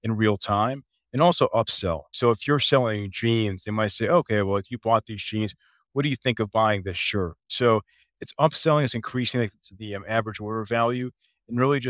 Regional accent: Chicago, Illinois, United States; moved away as an adult; now in Dallas, United States; I'm originally from the Chicago area

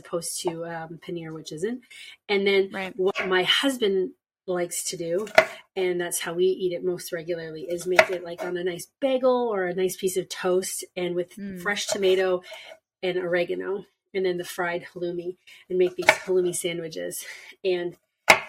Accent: Canada; I'm Canadian

